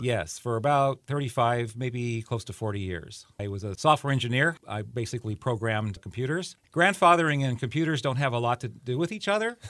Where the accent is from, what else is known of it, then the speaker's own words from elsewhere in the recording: California, United States; moved away; I grew up in California